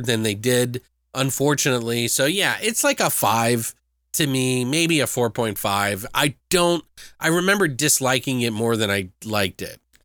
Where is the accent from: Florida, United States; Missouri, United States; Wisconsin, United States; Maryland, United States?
Maryland, United States; moved away; I am from Maryland originally